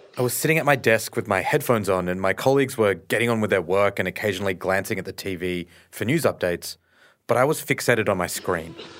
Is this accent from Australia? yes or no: yes; Australia; I grew up in Australia